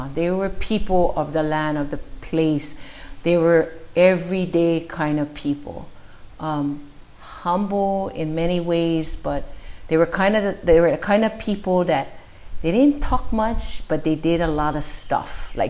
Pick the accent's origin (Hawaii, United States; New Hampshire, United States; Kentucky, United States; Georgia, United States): Hawaii, United States; Oahu; also born or lived in Maui; I was born in March. My parents had me in Oahu, and we came for a trip.